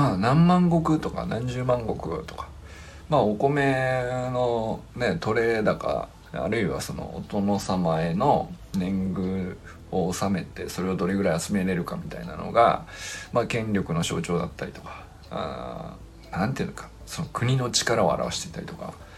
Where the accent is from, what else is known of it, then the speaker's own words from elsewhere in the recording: Niigata, Japan; 僕新潟出身